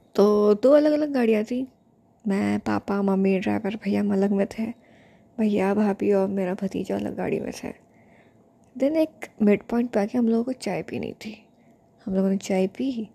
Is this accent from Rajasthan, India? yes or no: yes; Rajasthan, India; मैं राजस्थानी हूँ